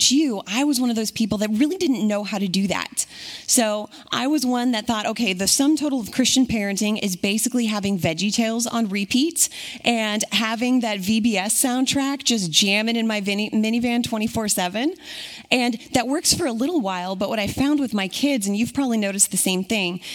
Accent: Puyallup, Washington, United States; moved away; I'm local to Washington, specifically Puyallup. Grew up and was raised here

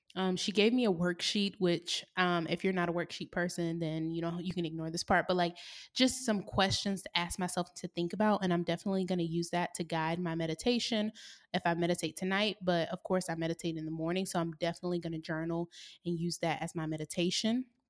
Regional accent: the South, United States; also born or lived in San Diego / Oakland; now in Atlanta, United States; I grew up in the South

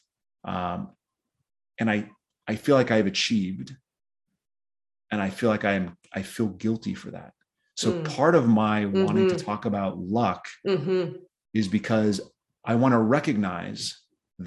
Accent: South Dakota, United States; I grew up in South Dakota

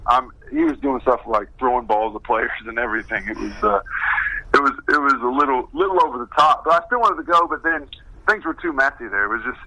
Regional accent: Bluffton, Indiana, United States; moved away; I grew up in Indiana, so northeastern Indiana, a town called Bluffton of about 10,000.

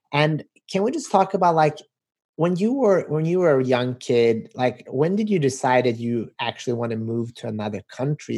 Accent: Sweden; also born or lived in North Macedonia; now in Los Angeles, United States; I grew up in Sweden, but as you can see, I'm originally

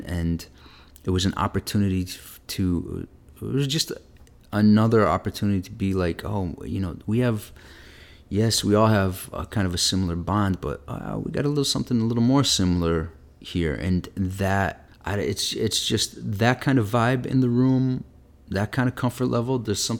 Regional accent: Midwest, United States; one of the first theaters you hear about growing up in the Midwest, if you're into theater at all.

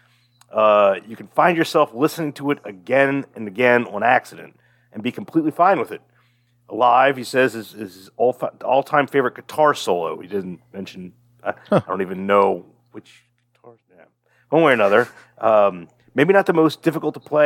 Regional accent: Fairfax, United States; we are from Fairfax

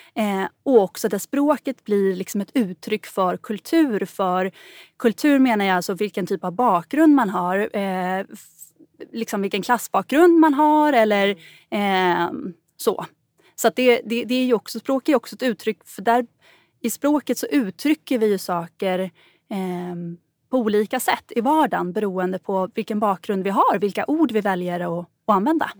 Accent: Gotland, Sweden; accent: Gotlandic and Stockholm; also born or lived in Stockholm / Brazil / Spain; Jag eh, växte upp på Gotland eh, och jag har pratat gotländska hela min uppväxt

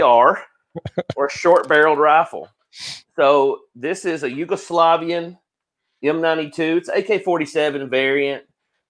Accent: Guntersville, Alabama, United States; I'm from Gunnersville

